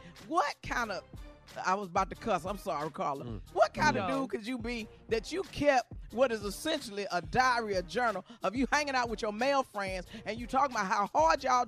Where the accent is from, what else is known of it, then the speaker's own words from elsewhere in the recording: Arkansas, United States; I'm from Arkansas.